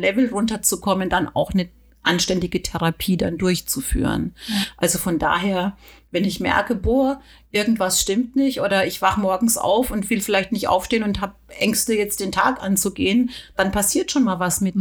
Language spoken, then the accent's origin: German; Germany; hier bei uns in Deutschland